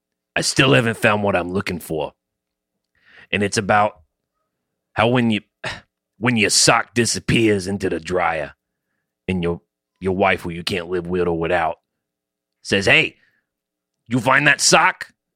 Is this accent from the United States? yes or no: yes; Yonkers, New York, United States; It's my hometown in Yonkers. The street didn't have a name.